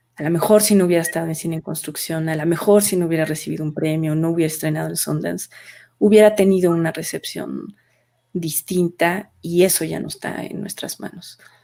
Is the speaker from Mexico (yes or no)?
yes; Mexico; como, como mexicanos